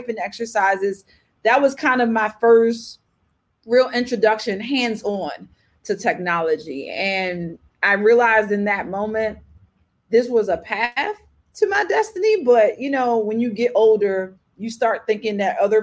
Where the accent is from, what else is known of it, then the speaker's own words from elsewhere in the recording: Baltimore, Maryland, United States; accent: thick; moved away as an adult; now in Atlanta, United States; I'm originally born and raised from Baltimore, Maryland. If you can't tell by my thick accent, I've been in Atlanta, Georgia, the last almost 11 years.